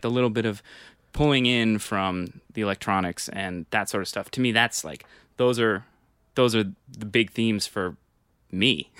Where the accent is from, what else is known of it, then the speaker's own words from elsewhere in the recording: New York, United States; I grew up on the Upper West Side